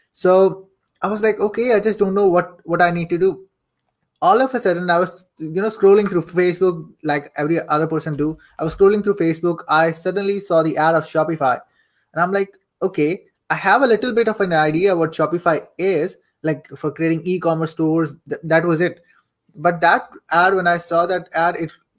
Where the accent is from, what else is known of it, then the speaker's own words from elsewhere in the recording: Saudi Arabia; I am born and raised in Saudi Arabia